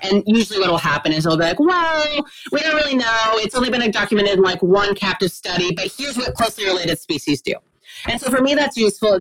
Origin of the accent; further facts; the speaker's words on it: Texas, United States; I am Texan, grew up, born and raised in Texas.